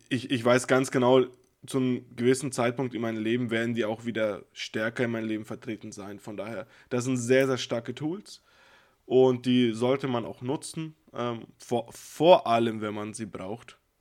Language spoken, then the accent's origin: German; Nuremberg area, Bavaria, Germany; moved away as an adult; bin ich ja weggezogen aus der Region, wo ich aufgewachsen bin. Das heißt, ein großer Teil meiner Freunde, mit denen ich glücklicherweise immer noch sehr gut befreundet bin, ist noch in, also im Raum Nürnberg